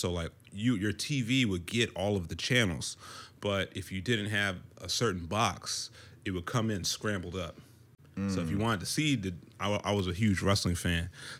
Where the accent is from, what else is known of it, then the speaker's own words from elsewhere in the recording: DMV area, United States; also born or lived in Mons, Belgium; And it's military family. And so then we moved over to the East Coast to the DMV area after a while. And, you know, I went to high school and middle school and stuff here, so I connect deeply with the DMV ar